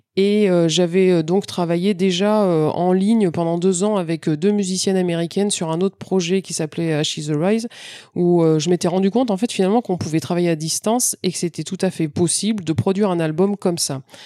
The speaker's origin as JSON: {"language": "French", "country": "France", "said": "je suis française"}